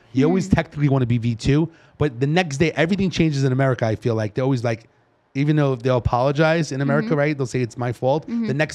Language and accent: English; New York City, New York, United States; accent: New York; moved away as an adult; my accent being from New York and the East Coast